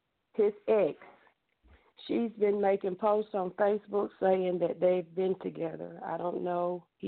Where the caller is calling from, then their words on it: Georgia, United States; I'm calling from Georgia.